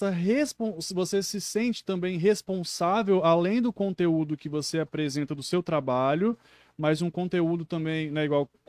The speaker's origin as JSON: {"language": "Portuguese", "town": "Marechal Floriano", "region": "Espírito Santo", "country": "Brazil", "said": "Eu sou de Marechal."}